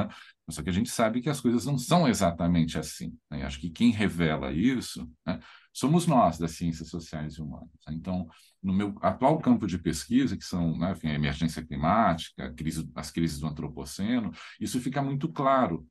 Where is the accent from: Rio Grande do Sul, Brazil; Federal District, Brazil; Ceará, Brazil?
Rio Grande do Sul, Brazil; eu sou gaúcho